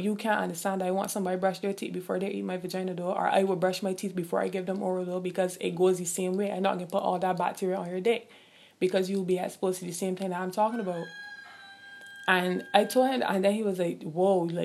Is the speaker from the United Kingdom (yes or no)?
no; Barbados; I'm from the Caribbean, I'm from Barbados